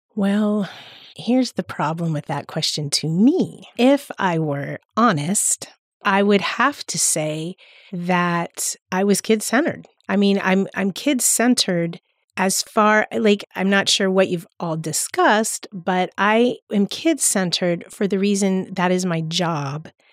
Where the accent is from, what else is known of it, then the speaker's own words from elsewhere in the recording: Palm Beach County, Florida, United States; I grew up in Palm Beach County, so that's where the church that I attend is